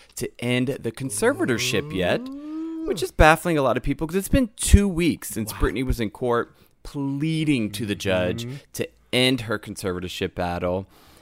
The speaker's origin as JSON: {"language": "English", "region": "the South", "country": "United States", "said": "I'm from the South."}